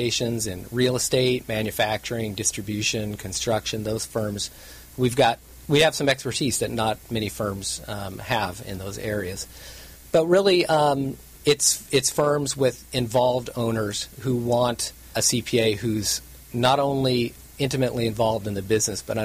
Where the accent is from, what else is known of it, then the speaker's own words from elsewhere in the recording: Orange County, California, United States; I was born and raised in Orange County